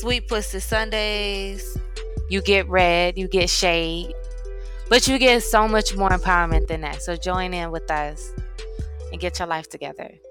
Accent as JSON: {"language": "English", "town": "University City", "region": "Missouri", "country": "United States", "moved": "as an adult", "lives_now": "Georgia, United States", "said": "I'm originally from St. Louis, Missouri, the Show Me State. U City. Mm-hmm. So I moved down to Georgia about 10 years ago"}